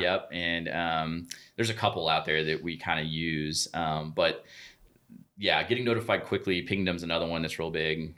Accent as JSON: {"language": "English", "town": "Oklahoma City", "region": "Oklahoma", "country": "United States", "tie": "born or raised there", "said": "grew up in Oklahoma City"}